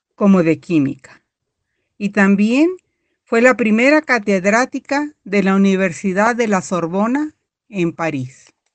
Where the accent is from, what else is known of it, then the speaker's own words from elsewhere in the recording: Mexico City, Mexico; de la Ciudad de México